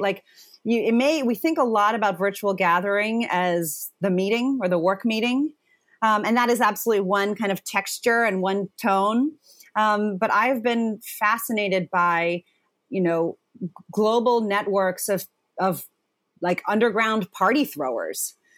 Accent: Zimbabwe; I was born in Zimbabwe.

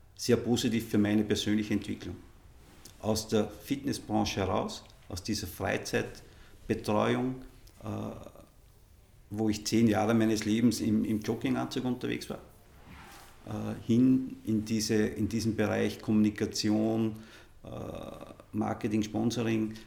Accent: Innviertel, Upper Austria, Austria; ich bin einfach von meinem Ursprung und all meinen Karrieren immer wieder zu Hause im Innviertel gewesen und das ist mein, meine Heimat

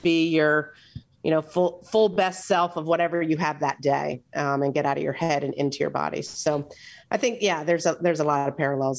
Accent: Philadelphia, Pennsylvania, United States; born there; But so I was born in Philadelphia.

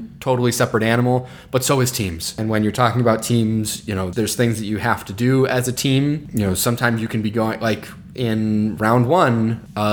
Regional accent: Chicago, Illinois, United States; first language English; now in Wisconsin, United States; I'm from Chicago

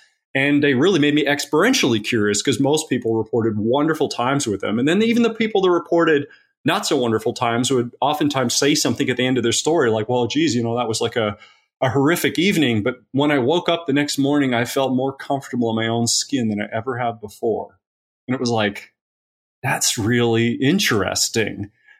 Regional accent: Eugene, Oregon, United States; also born or lived in Tasmania, Australia; So I was born in Tasmania, Australia, and I moved to Eugene, Oregon when I was 10 years old. Eugene, Oregon.

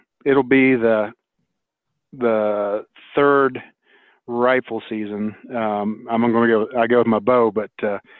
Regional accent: near Morgantown, West Virginia, United States; I grew up in West Virginia, a little town called Brewston Mills near Morgantown

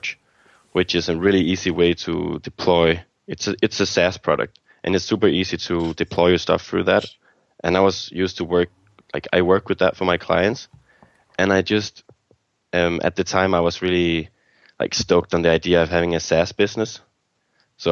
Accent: Copenhagen, Capital Region of Denmark, Denmark; I'm from Denmark, Copenhagen, Denmark

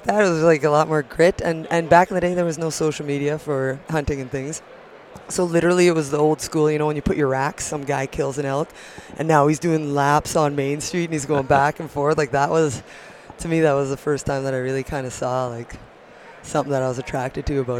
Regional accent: Steinbach, Manitoba, Canada; now in Fernie, Canada; I was born and raised in Manitoba

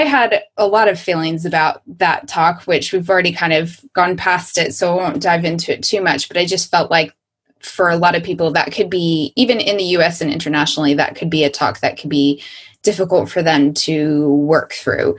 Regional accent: United States; moved away; I'm still an American who's living outside of the US

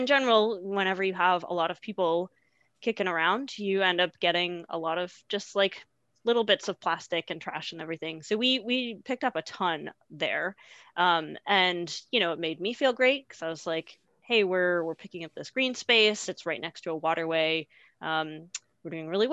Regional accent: Massachusetts, United States; moved away as an adult; also born or lived in Burlington, Vermont / Bozeman, Montana; I grew up in Massachusetts

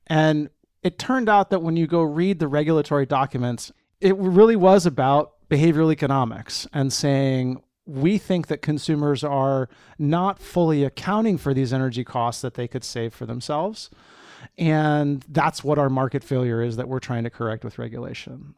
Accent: Eugene, Oregon, United States; moved away; I grew up on the West Coast, specifically in Eugene, Oregon, the track capital of the world, and I'm a proud Eugenian.

